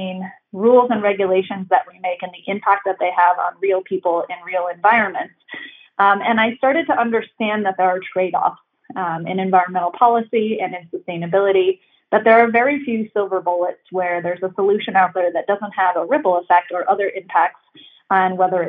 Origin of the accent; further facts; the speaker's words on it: Northwest Indiana, United States; now in Boulder, United States; I grew up in the Midwest in a small kind of hobby farm in Northwest Indiana